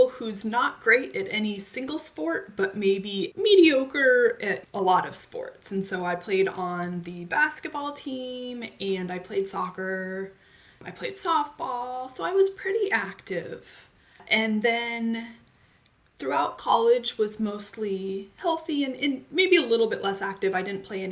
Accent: Phoenix, Arizona, United States; now in California, United States; I'm 41 years old, and I grew up in Phoenix, Arizona.

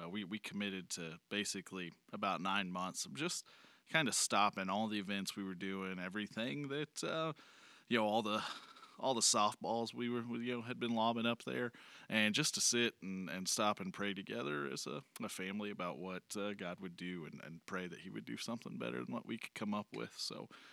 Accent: Joplin, Missouri, United States; moved away; I came from Joplin. Uh, spent a lot of a lot of time in Joplin as a kid

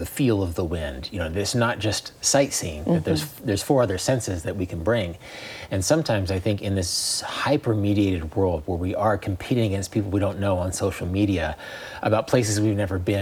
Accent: Kansas, United States; my home state

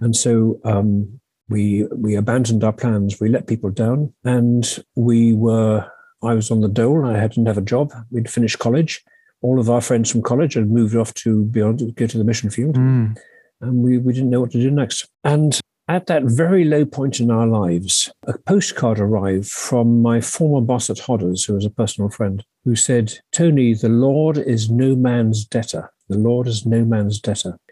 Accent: Sussex, South East England, United Kingdom; I grew up in Sussex in, in, in England.

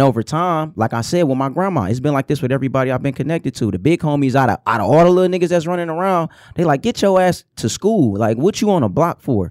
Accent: Detroit, Michigan, United States; I'm from the Herman Gardens. And, like, everybody that's originally from Joy Road, you came out of the Herman Gardens

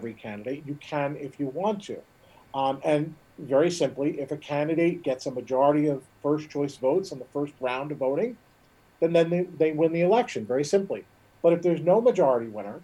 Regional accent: Vineland, New Jersey, United States; Vineland, my hometown

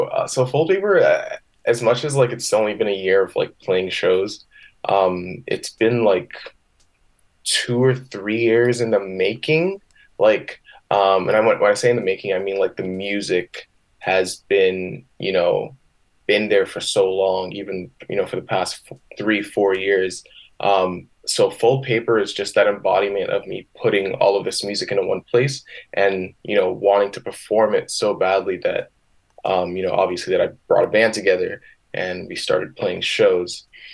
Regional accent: Michigan, United States; now in Winnipeg, California, United States; And I just came from the States. I don't know if you know this, but I came from Michigan, 2016, and, you know, started to build the relationships up here in Winnipeg with the music scene.

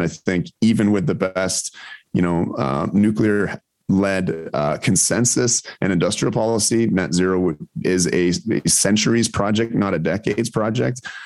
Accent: Ontario, Canada; I grew up in Ontario

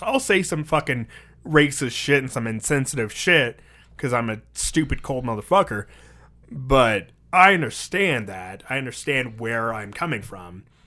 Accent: United States; I'm American

